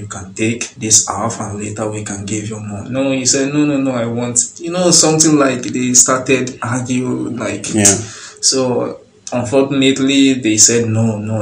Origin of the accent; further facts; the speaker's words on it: Lagos, Nigeria; moved away as an adult; also born or lived in Agege / Surulere; now in Gabala, Azerbaijan; I was born in Mushin. Grew up in Mushin, and although I lived in Agege also, I lived in Agege. Later, my family, they packed to Surulere